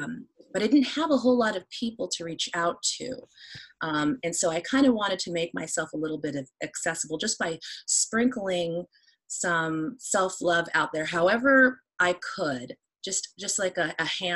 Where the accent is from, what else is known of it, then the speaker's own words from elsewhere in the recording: Phoenix, Arizona, United States; I was born and raised in Phoenix, Arizona